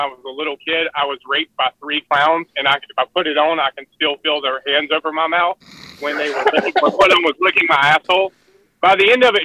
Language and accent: English; Asheboro, North Carolina, United States; also born or lived in Uwharrie Forest; now in Wilmington, United States; I grew up there in Asheboro, but I live in Wilmington